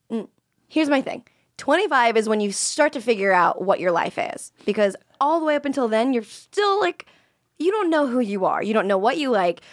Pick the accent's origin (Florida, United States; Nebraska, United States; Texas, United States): Florida, United States; moved away; I was from Florida